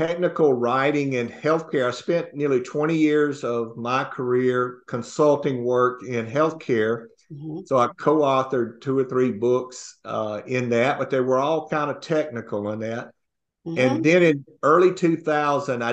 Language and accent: English; North Mississippi, United States; also born or lived in Houston, Texas; I grew up in North Mississippi and rural Mississippi